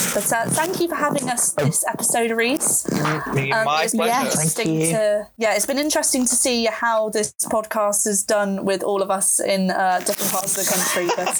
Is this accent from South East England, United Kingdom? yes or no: yes; Oxford, South East England, United Kingdom; just because I'm from Oxford doesn't mean that I can get into their university.